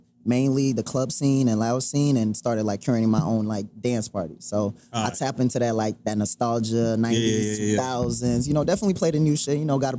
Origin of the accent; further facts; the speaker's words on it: Atlanta, Georgia, United States; also born or lived in Haiti / Queens, New York; But I'm a Haitian boy, so I was born in Haiti, then moved to New York when I was 7, uh-huh. was here in Queens for like 3-4 years, but I've been in Atlanta most of my life, so I'm an ATL boy at heart.